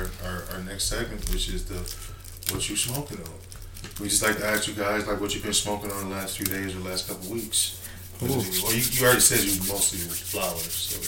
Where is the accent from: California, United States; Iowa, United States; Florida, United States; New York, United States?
California, United States; Los Angeles; moved away as an adult; now in Las Vegas, United States; I'm from L.A. South Central L.A.